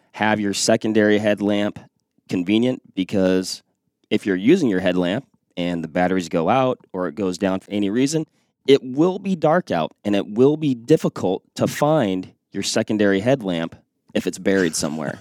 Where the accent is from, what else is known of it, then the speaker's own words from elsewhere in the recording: Western Washington, United States; moved away; I grew up in Western Washington